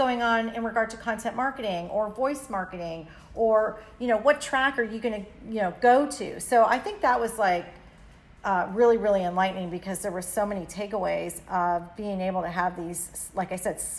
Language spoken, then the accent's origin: English; South Florida, United States; I'm from South Florida